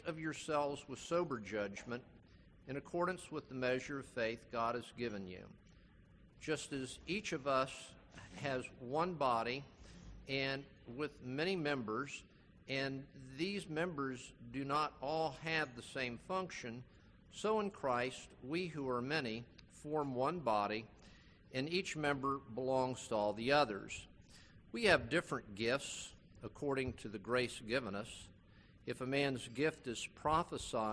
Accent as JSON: {"language": "English", "area": "Palm Beach County", "region": "Florida", "country": "United States", "tie": "born or raised there", "said": "I grew up in Palm Beach County"}